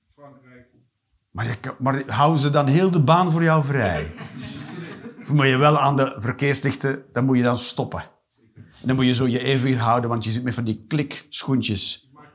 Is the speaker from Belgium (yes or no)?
yes; Flanders, Belgium; ik ben een Vlaming